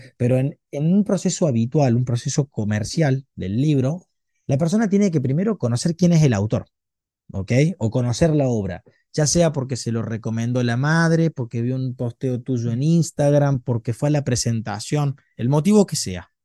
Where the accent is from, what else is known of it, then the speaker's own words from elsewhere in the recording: Argentina; nosotros tenemos un país sumamente extenso